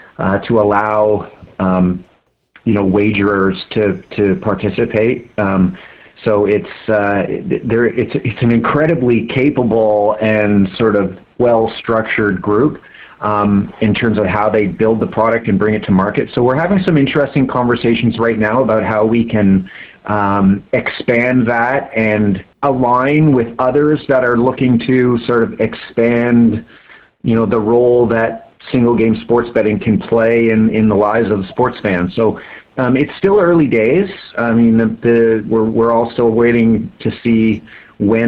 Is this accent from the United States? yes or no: no; Brampton, Ontario, Canada; I grew up in Brampton, so I'm familiar with Woodbine